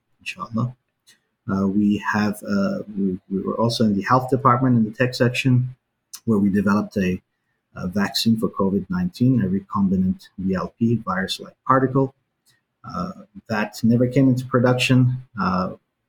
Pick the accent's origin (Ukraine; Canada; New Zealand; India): New Zealand; also born or lived in Iran; I grew up in New Zealand, and I lived between Iran and New Zealand.